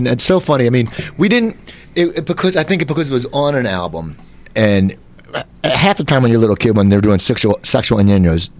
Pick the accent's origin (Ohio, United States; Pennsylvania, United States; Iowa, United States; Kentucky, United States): Ohio, United States; Cleveland; born or raised there